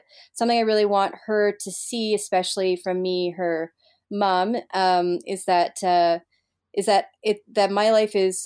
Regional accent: Montreal, Quebec, Canada; moved away as an adult; Montreal is my hometown

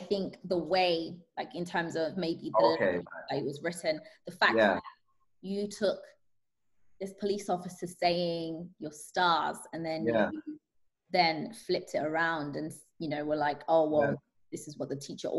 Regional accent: Zanzibar, Tanzania; born there; I was born in Zanzibar, and I just realized there's a lot of greenery, a lot of nature, a lot of like dust, but not a lot of concrete.

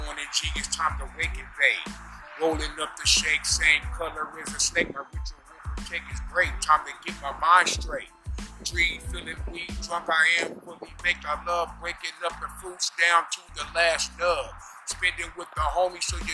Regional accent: San Diego, California, United States; we are from San Diego

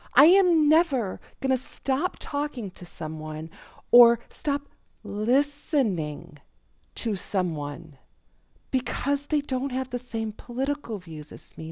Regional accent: Jacksonville, Florida, United States; I'm a nobody from Jacksonville.

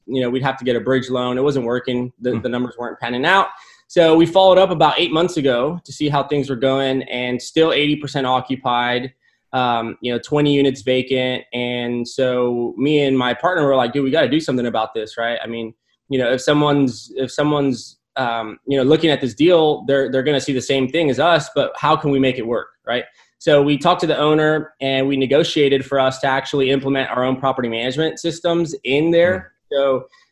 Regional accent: McAllen, Texas, United States; also born or lived in San Antonio, Texas; I'm from McAllen. I grew up here 17 years and moved to UTSA to study construction

